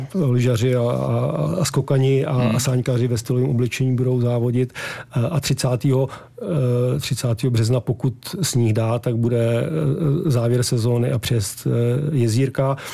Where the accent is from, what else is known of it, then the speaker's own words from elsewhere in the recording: Prague, Czechia; moved away as an adult; now in Malá Úpa, Czechia; Já jsem z Prahy, ale manželku mám vyrůstající v Peci